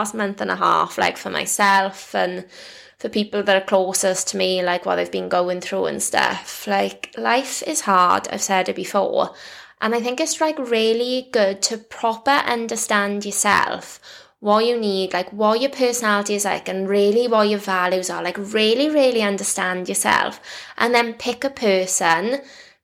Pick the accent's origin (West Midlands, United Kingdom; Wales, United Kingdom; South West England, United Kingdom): Wales, United Kingdom; I'm Welsh